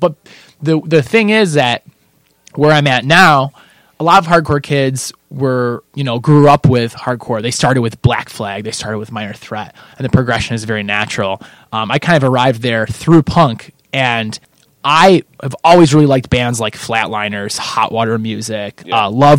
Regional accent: Kendall, United States; So I played a lot of video games because there's nothing to do growing up in Kendall.

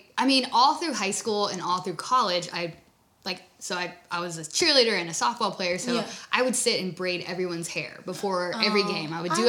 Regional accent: Dover, Tennessee, United States; also born or lived in Kentucky; now in Nashville, United States; I grew up in Dover, Tennessee. It's like where the land between the lakes are.

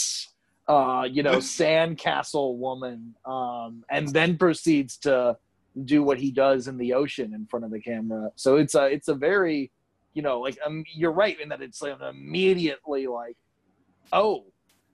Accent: Calhoun, Georgia, United States; also born or lived in Dalton, Georgia; I grew up in Calhoun for a while. Like, that's where I spent all my high school years and middle school years

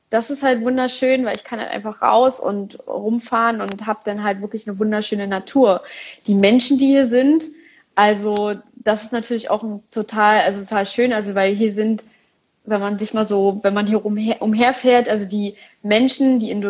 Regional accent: Berlin, Germany; aber in Berlin, ich komme aus Berlin

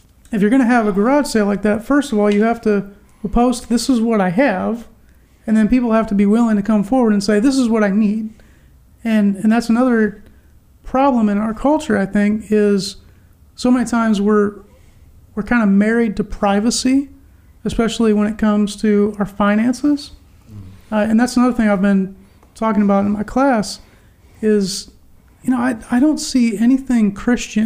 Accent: United States; as an American

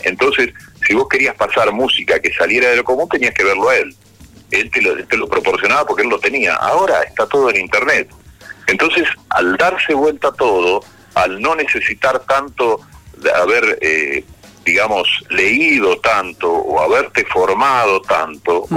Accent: Florentino Ameghino, Buenos Aires Province, Argentina; moved away; en mi pueblo, un pueblo chico de, de en ese momento 5.000, 6.000 habitantes, ahora tendrá 11.000, se llama Florentino Ameguino, como parecido al que está ahí en, Chubut, pero en este caso provincia de Buenos Aires

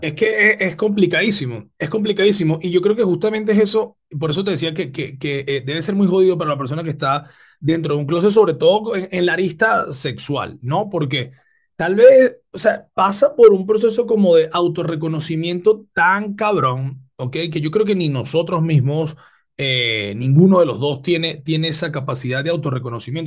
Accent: Venezuela; nosotros como venezolanos

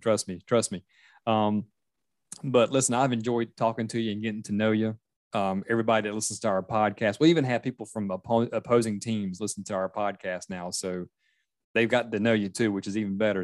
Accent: Myrtle Beach, South Carolina, United States; now in Charleston, United States; I live in Charleston area, but I grew up in Myrtle Beach

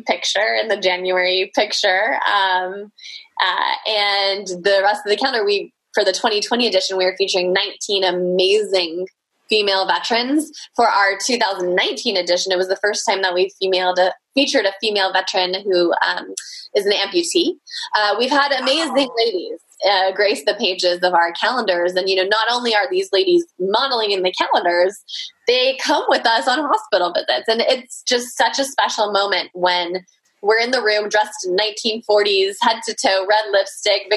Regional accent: California, United States; I was born here in California.

